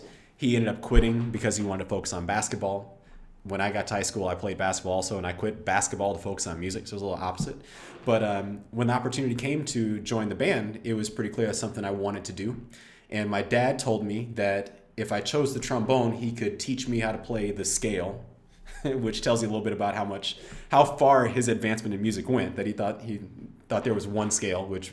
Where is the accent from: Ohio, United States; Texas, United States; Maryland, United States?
Texas, United States; I grew up in Texas, which part of growing up in Texas means high school football